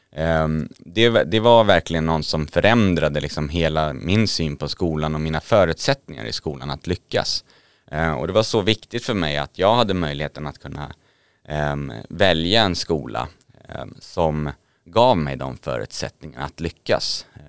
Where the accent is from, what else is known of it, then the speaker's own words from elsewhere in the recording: Södertälje, Stockholm County, Sweden; född och uppvuxen i Södertälje kommun